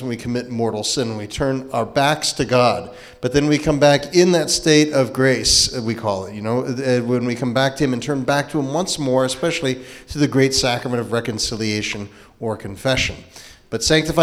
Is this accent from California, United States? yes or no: yes; Fresno County, California, United States; I'm a native Californian as well, but farther north, Fresno County, and my family are farmers